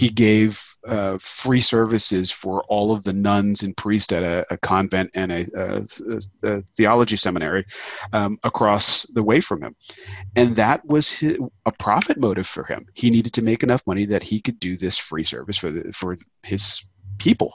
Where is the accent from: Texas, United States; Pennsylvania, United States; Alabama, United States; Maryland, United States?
Pennsylvania, United States; Philadelphia; I'm from Philadelphia